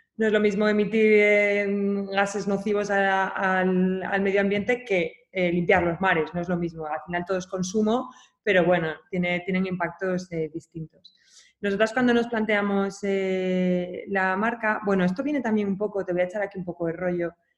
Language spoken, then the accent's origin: Spanish; Asturias, Spain; also born or lived in China; yo soy asturiana